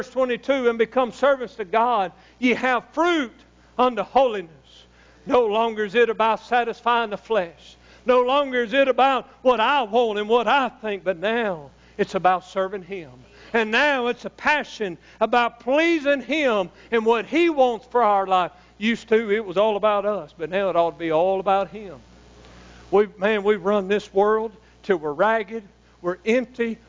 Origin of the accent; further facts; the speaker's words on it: Louisiana, United States; I'm from Louisiana